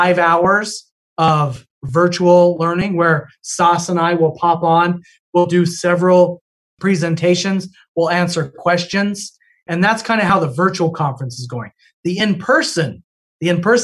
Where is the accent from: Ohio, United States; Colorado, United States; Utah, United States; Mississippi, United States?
Utah, United States; moved away; I'm from Utah originally